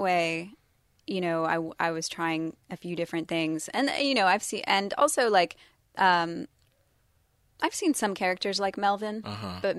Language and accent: English; London, United Kingdom; born there; I was born in London, and, you know, race is not, is different there.